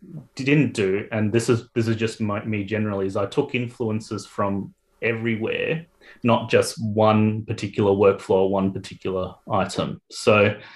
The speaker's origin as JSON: {"language": "English", "town": "Melbourne", "region": "Victoria", "country": "Australia", "tie": "born or raised there", "also_born_or_lived": "Adelaide", "moved": "as an adult", "lives_now": "Sydney, Australia", "said": "I'm from Melbourne originally"}